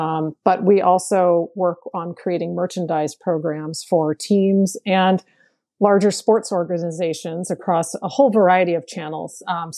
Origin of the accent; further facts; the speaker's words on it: Portland, Maine, United States; born there; now in Portland, United States; Ironically, I was born in Portland, Maine. I don't talk like a Mainer, but that is where I was born. But I currently live in Portland, Oregon.